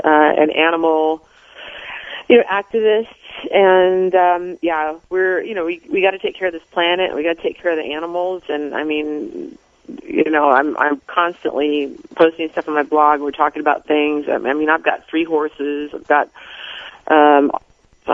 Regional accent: Tri-Cities, Washington, United States; moved away; I'm from Tri-Cities, Washington

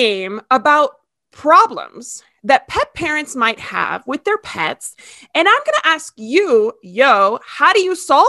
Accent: Miami, Florida, United States; moved away; we're both from Miami.

